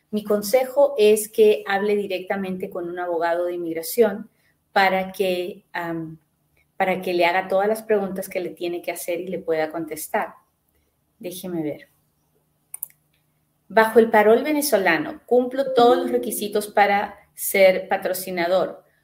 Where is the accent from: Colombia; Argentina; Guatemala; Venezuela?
Guatemala; Quiero saber qué beneficios tiene uno como guatemalteco.